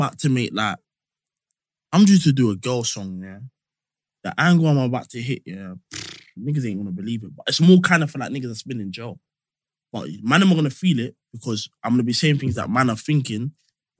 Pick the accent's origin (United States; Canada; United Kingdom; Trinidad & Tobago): United Kingdom; Northwest, London; I'm from Northwest